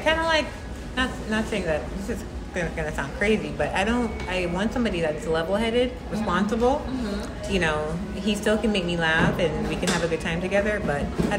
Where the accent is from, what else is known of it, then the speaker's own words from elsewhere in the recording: Jamaica; I grew up in Jamaica